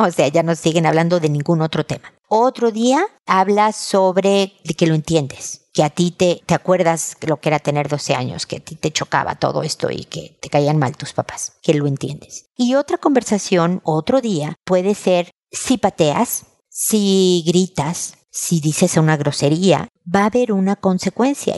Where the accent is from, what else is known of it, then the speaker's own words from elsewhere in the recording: Mexico; en mi tierra en México